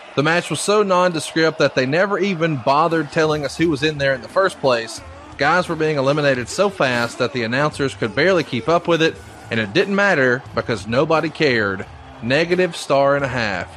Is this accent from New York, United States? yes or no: no; Alabama, United States; I'm a hillbilly from Alabama